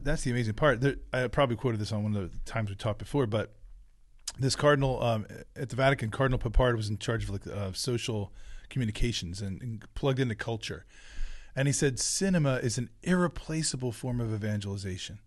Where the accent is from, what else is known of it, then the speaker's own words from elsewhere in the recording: New Jersey, United States; the blueberry fields of where I grew up in South Jersey